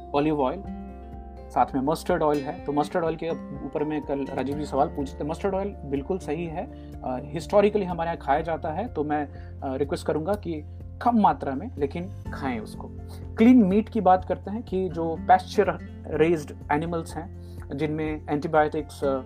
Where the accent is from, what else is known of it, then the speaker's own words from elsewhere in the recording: Jagdishpur, India; moved away; हमारे गांव में जगदीशपुर